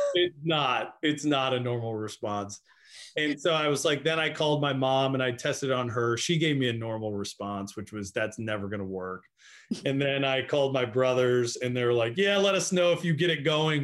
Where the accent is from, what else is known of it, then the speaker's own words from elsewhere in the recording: Annapolis, Maryland, United States; I'm from Annapolis, Maryland.